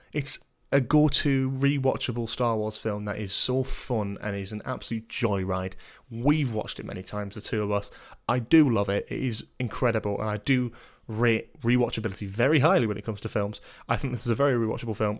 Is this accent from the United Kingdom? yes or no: yes; Newcastle upon Tyne, North East England, United Kingdom; as a Geordie